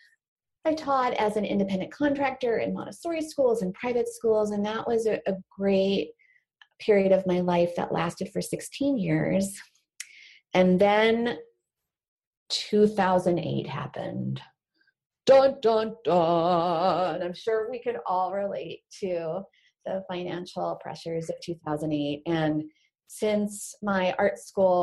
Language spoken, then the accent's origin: English; Houston, Texas, United States; also born or lived in New York; we moved to Texas around that time